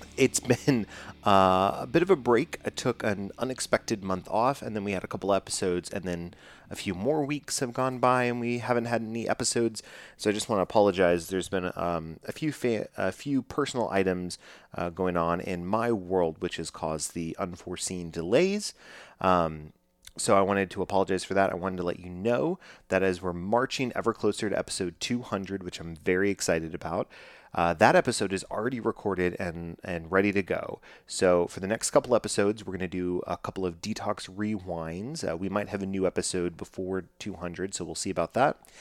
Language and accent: English; Dallas, Texas, United States; I am from Dallas, Texas, growing up